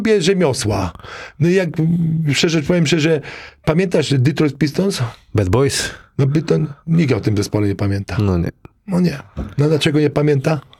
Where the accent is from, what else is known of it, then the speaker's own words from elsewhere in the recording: Zgorzelec, Lower Silesian Voivodeship, Poland; moved away; also born or lived in Wrocław; ja ze Zgorzelca, małe miasteczko, kto kiedyś słyszał.